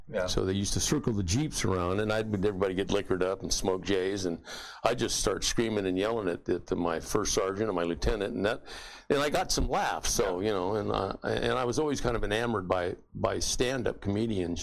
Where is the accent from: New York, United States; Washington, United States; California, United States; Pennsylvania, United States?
California, United States; San Diego; I went down back home to San Diego and worked construction and stuff